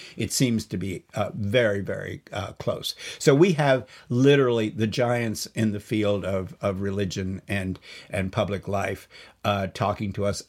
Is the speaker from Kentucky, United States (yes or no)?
yes; Lexington, Kentucky, United States; He's actually from my hometown of Lexington, Kentucky.